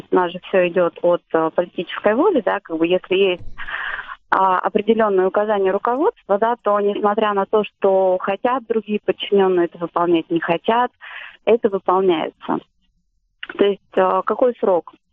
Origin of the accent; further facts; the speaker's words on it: Moscow, Russia; А, я из Москвы.